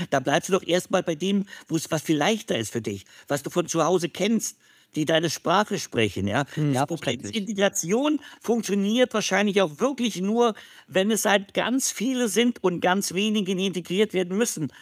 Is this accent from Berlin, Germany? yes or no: yes; Berlin, Germany; Als ich aufgewachsen bin in West-Berlin